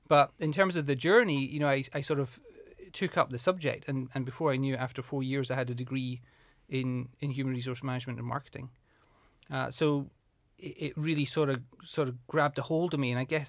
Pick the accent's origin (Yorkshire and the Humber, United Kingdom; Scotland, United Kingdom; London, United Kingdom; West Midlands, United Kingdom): Scotland, United Kingdom; Moniaive; So I'm from Scotland, from the southwest of Scotland. I was brought up in a really small town, a rural town called Monyive in the southwest. Really small, only about 450 people. So my dad was a farmer.